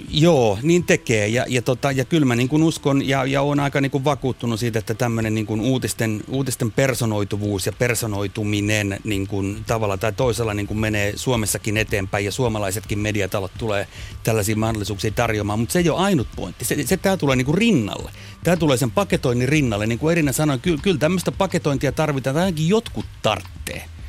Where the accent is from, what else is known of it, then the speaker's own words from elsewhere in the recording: Kotka, Kymenlaakso, Finland; mä oon Kotkasta kotoisin